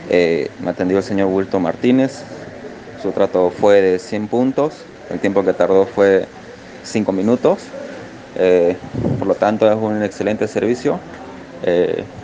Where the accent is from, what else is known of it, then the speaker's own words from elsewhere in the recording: Bolivia; soy del país de Bolivia.